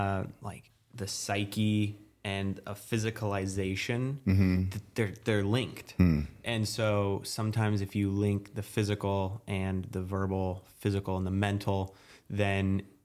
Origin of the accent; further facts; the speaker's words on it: Long Island, New York, United States; I'm from Long Island.